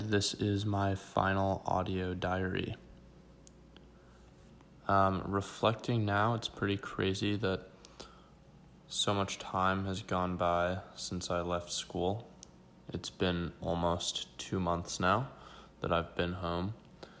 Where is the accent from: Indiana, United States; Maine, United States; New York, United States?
Maine, United States; Rockport; moved away as an adult; I think I have felt more at home in my hometown than I have probably since I went to college.